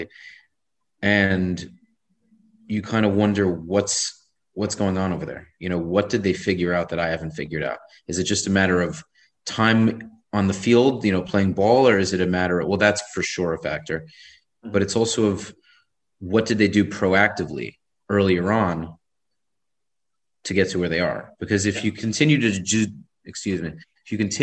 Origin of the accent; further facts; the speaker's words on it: New York City, New York, United States; I'm a New Yorker.